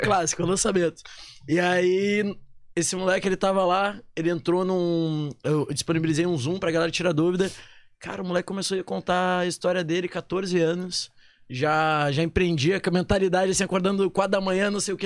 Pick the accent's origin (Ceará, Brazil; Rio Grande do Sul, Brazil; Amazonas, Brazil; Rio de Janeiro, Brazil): Rio Grande do Sul, Brazil; Porto Alegre; moved away as an adult; also born or lived in Manaus; now in São Paulo, Brazil; Sou de Porto né? Alegre. Verdade, verdade. morei lá, vim, 19 anos da minha vida até vim pra Manaus